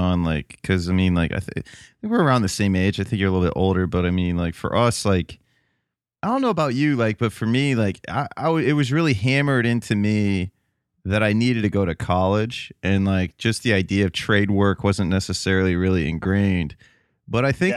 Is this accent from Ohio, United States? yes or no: yes; Toledo, Ohio, United States; I'm from Toledo